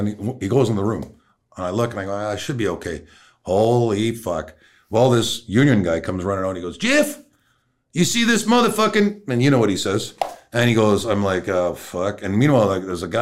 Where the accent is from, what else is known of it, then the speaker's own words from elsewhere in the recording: Canada; I'm from Canada